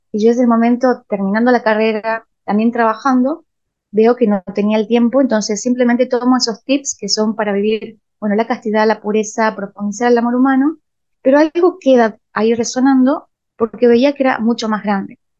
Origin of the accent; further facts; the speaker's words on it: Rosario de la Frontera, Salta, Argentina; moved away as an adult; also born or lived in San Miguel de Tucumán; yo me mudo a San Miguel de Tucumán, porque nací en Rosario de la Frontera